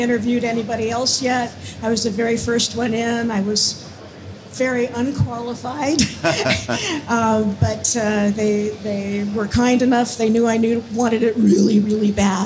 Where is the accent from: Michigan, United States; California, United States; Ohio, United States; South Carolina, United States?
California, United States; Los Angeles; I grew up in Los Angeles